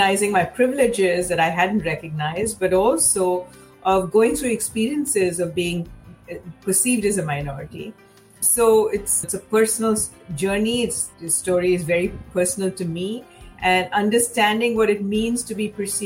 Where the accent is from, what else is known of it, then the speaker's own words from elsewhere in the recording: Mumbai, Maharashtra, India; moved away as an adult; now in United States; I grew up in Mumbai